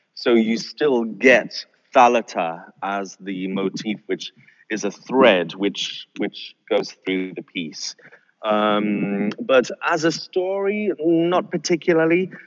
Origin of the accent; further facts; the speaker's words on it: North Sea coast, northeast of the UK, North East England, United Kingdom; I was brought up uh, by the sea. I grew up by the sea, uh, and particularly the North Sea